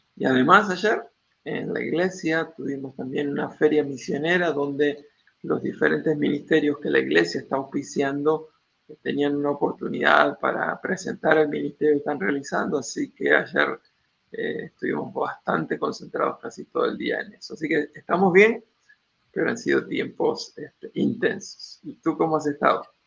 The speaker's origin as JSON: {"language": "Spanish", "country": "Argentina", "said": "mi país, Argentina"}